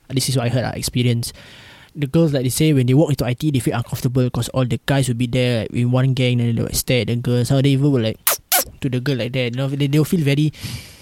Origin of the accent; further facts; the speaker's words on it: Singapore; as a Singaporean